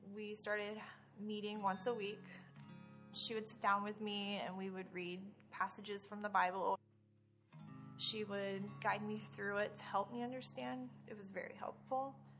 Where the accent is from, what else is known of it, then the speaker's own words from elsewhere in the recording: Florida, United States; also born or lived in Richmond, Indiana; My mother moved me to Florida when I was five.